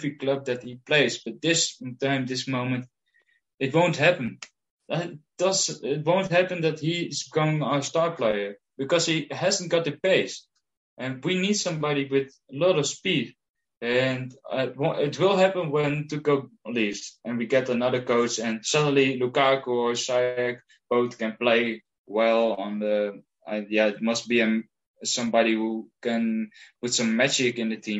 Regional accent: Heerenveen, Friesland, Netherlands; I'm from Heerenveen in the Netherlands.

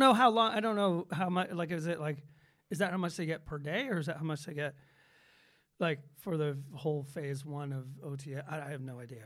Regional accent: Atlanta, Georgia, United States; Growing up in Atlanta

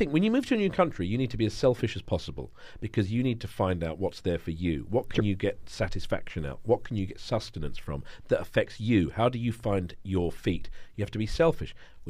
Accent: United Kingdom; moved away as an adult; also born or lived in London; now in Copenhagen, Denmark; it's not because I'm British.

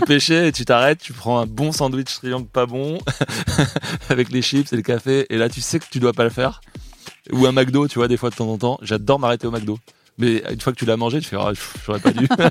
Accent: France; chez nous, en France

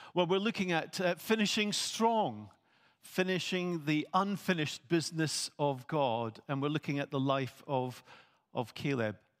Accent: Scotland, United Kingdom; I am a Scot

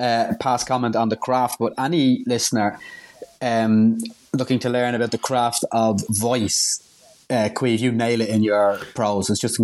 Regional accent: Ireland; and I'm bloody Irish

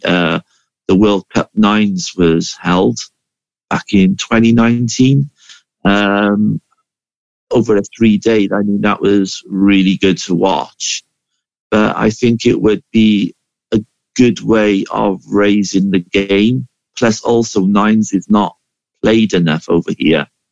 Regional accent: Cardiff, Wales, United Kingdom; I am from Cardiff

